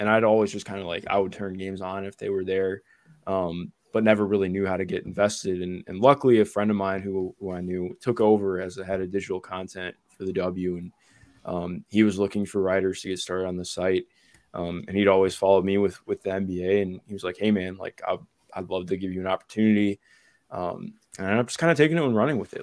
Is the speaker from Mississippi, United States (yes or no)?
no; Ohio, United States; I'm from Ohio